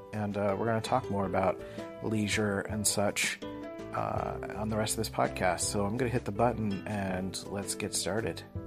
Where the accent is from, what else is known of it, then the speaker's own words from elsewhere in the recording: Philadelphia, Pennsylvania, United States; I grew up in Philly and they're called Mac machines.